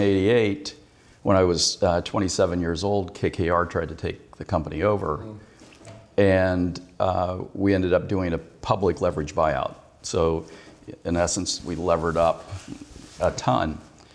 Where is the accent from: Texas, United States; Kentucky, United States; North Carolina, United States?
Kentucky, United States; Yeah. Well, I was born in Pineville.